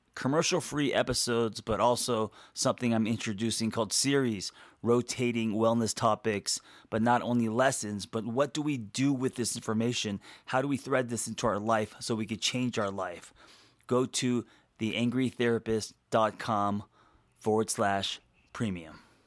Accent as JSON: {"language": "English", "town": "Los Angeles", "region": "California", "country": "United States", "tie": "born or raised there", "said": "I grew up in Los Angeles"}